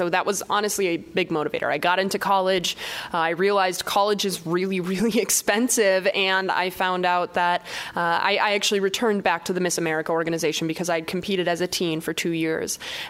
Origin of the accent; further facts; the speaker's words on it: Wausau, Wisconsin, United States; also born or lived in Madison, Wisconsin; being born and raised in Wausau